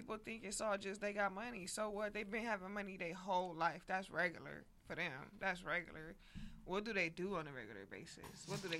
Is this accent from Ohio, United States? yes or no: no; Inglewood, California, United States; I'm from Inglewood.